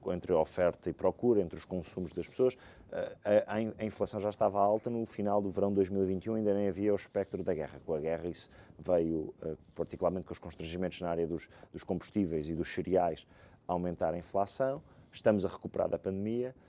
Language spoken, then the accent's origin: Portuguese; Portugal; enquanto português, procuro sempre ser otimista, acreditar no meu país